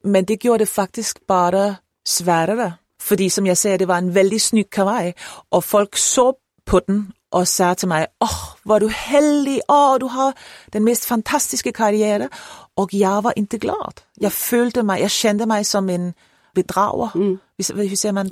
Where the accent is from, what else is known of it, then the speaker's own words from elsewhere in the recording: Copenhagen, Capital Region of Denmark, Denmark; Swedish is a second language; är jag född och uppvuxen i Köpenhamn och jag har alltid bott där